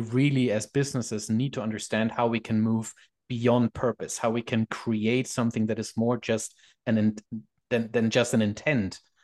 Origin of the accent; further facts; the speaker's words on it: Germany; moved away as an adult; now in Canada; I'm from Germany